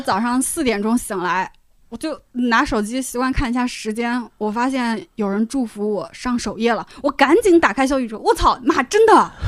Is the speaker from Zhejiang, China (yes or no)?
no; Shanxi, China; 我作为一个山西人